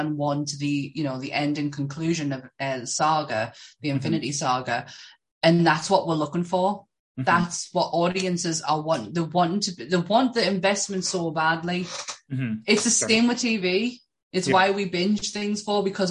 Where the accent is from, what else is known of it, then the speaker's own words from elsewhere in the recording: England, United Kingdom; We're English.